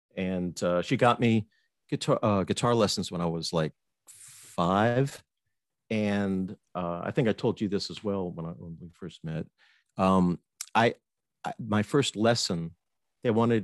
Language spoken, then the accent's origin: English; Fort Myers, Florida, United States; also born or lived in North Miami, Florida / Atlanta / Buffalo, New York; now in West Palm Beach, United States; I was born in Fort Myers, Florida, and grew up there until I was about 12, and then moved to North Miami, Florida, this coast, East Coast, and went to high school